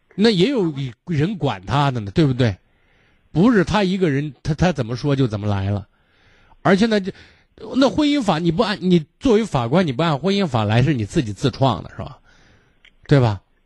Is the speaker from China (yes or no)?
yes; Shaanxi, China; 我们陕西人讲叫念念驴踢死人